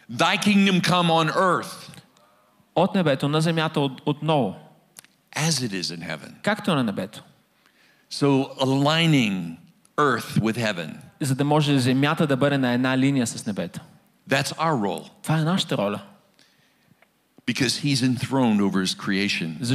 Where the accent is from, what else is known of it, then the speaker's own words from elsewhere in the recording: Texas, United States; But um, I'm from Texas. I'm from Gateway Church.